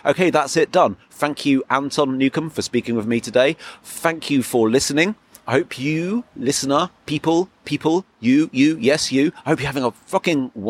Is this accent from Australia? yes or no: no; England, United Kingdom; as an English person